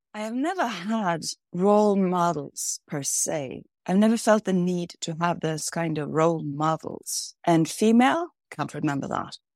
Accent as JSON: {"language": "English", "town": "Kvam", "region": "Innlandet", "country": "Norway", "tie": "born or raised there", "said": "I grew up in a very small village called Kvam in between the mountains in the middle of Norway."}